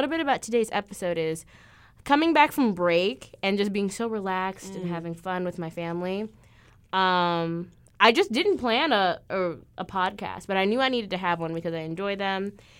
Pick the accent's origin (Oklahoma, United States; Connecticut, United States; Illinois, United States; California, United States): Illinois, United States; And I'm from Illinois. I'm still pretty up north, but like there's an even norther north.